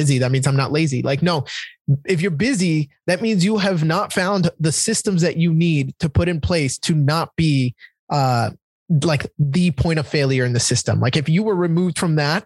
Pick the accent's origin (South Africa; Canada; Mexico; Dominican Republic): Dominican Republic; now in United States; I grew up in Dominican Republic with like a tin roof over my head